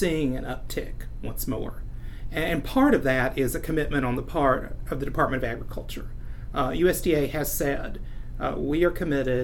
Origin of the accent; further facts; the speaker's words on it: Meigs County, Tennessee, United States; I grew up in Meigs County, which was about an hour and a half south of Knoxville